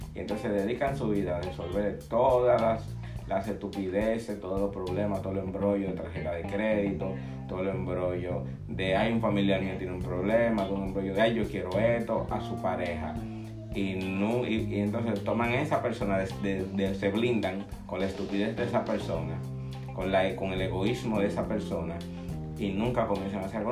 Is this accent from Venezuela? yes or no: no; Dominican Republic; soy dominicano